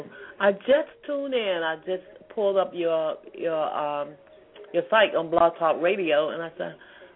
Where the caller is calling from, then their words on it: Atlanta, Georgia, United States; I'm calling from Georgia, Atlanta. Atlanta, by the way.